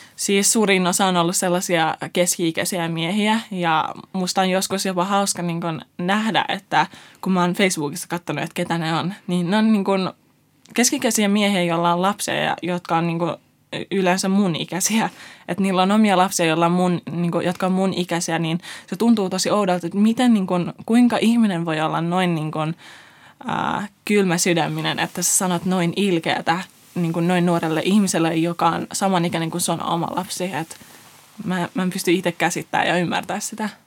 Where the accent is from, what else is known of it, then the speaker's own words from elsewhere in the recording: Finland; also born or lived in Iran / Afghanistan (roots); vuoden ikäisenä me muutettiin Suomeen YK kautta ää, kiintiöpakolaisina